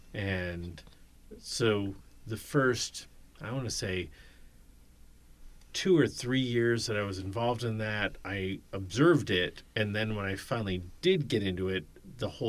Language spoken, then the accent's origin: English; United States; moved away; also born or lived in Long Island; I grew up in New York, New Jersey